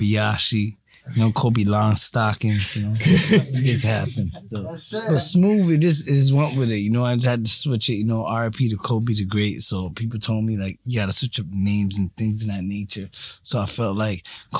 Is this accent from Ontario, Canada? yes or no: yes; Markham, Ontario, Canada; I'm from Markham.